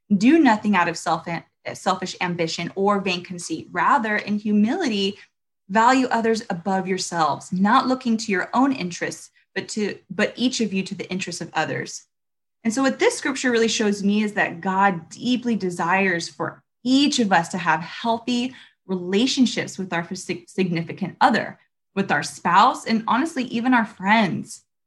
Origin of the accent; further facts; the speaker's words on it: Long Beach, California, United States; also born or lived in Los Angeles, California; now in Huntington Beach, United States; I grew up in Long Beach